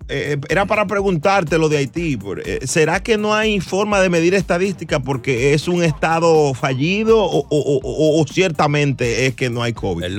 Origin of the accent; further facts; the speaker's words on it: Puerto Rico; Yo soy boricua